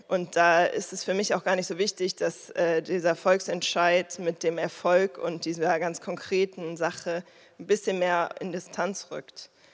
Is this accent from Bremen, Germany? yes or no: no; Berlin, Germany; ich komme ja aus Berlin, ich wohne hier ewig, meine Eltern wohnen hier